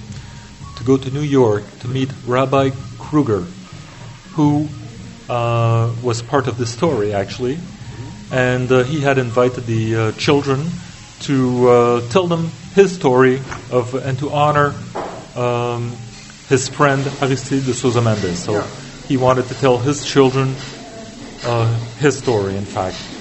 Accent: Niagara Falls, Ontario, Canada; moved away as an adult; now in France; I was born in the Niagara Falls in Canada.

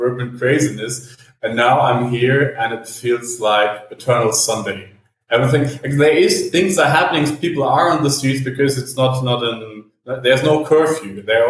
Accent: Berlin, Germany; moved away as an adult; now in São Paulo, Brazil; I'm from Berlin

